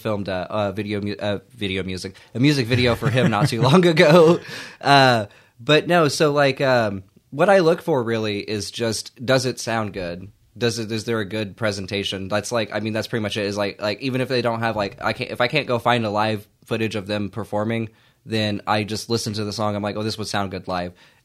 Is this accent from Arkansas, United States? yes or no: no; Yukon, Oklahoma, United States; we're from Yukon, Oklahoma.